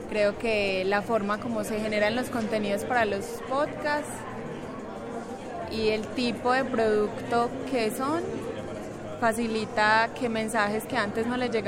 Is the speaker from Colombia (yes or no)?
yes; Medellín, Antioquia, Colombia; Eh, yo soy de acá de Medellín.